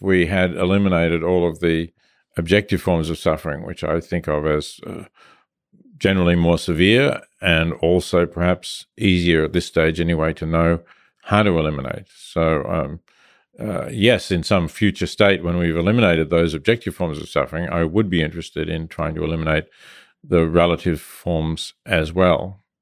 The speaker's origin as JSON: {"language": "English", "town": "Melbourne", "region": "Victoria", "country": "Australia", "tie": "born or raised there", "said": "I was growing up in Australia"}